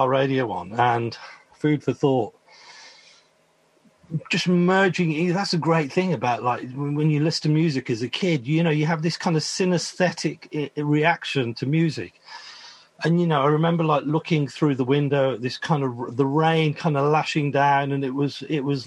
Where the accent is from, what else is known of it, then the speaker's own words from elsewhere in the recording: Birmingham, West Midlands, United Kingdom; where I grew up in Moseley